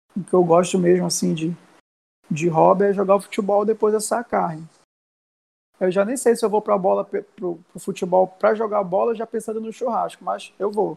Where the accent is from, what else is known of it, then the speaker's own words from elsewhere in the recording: Brazil; Eu, eu cresci na Cidade Nova